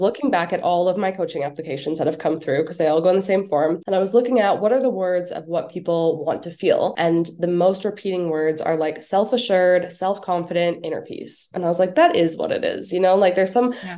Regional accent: Canada; moved away as an adult; also born or lived in Bali / Winnipeg; I'm too Canadian for that weather

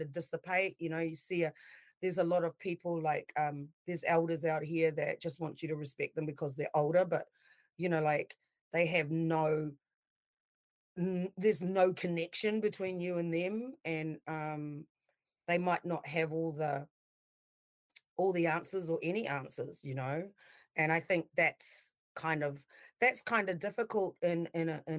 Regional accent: Auckland, New Zealand; moved away as an adult; also born or lived in Hunterville / Palmerston North / Grey Lynn; now in Wellington, New Zealand; I grew up in New Zealand

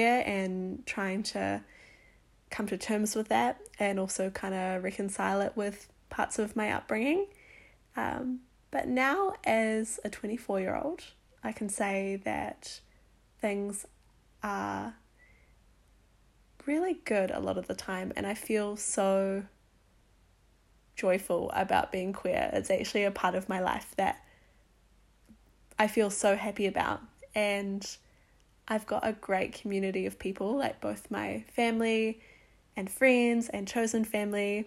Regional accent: New Zealand; also born or lived in Whangarei, Northland / Masterton, Wellington Region; now in Wellington, New Zealand; I grew up in Whangarei and also in the Wairarapa in Masterton

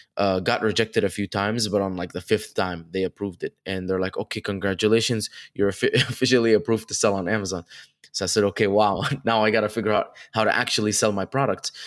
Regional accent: Dubai, United Arab Emirates; moved away as an adult; also born or lived in Egypt / Connecticut; now in California, United States; I was born in Egypt and then uh, when I was 2, uh, raised in Dubai up until I was 18, uh, then moved to Connecticut for college.

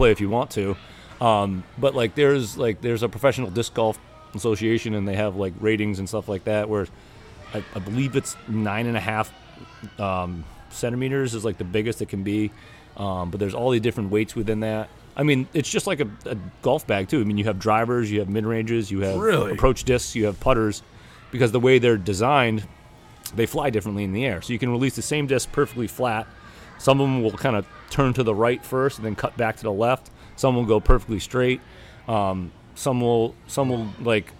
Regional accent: New Hampshire, United States; moved away as an adult; now in Wallingford, United States; I grew up in New Hampshire.

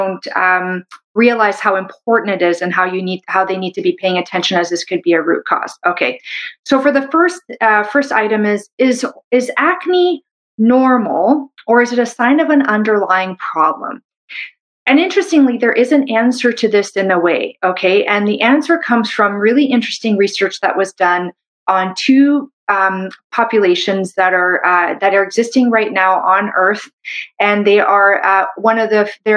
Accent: Canada; I'm a Canadian medical doctor

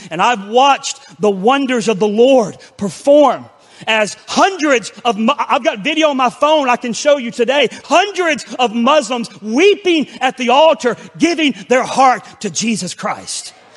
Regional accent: Pensacola, Florida, United States; my hometown of Pensacola, Florida

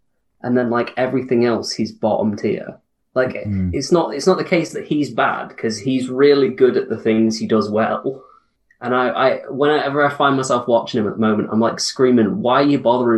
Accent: Chesterfield, East Midlands, United Kingdom; And me and Sam are Chesterfield.

